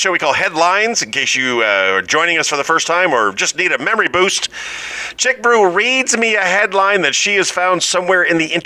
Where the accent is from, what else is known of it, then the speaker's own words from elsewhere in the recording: New York City, New York, United States; As a New Yorker